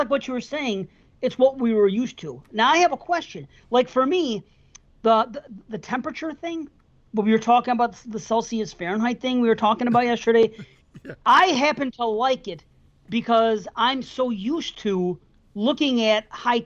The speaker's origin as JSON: {"language": "English", "country": "United States", "tie": "born or raised there", "said": "I was born here"}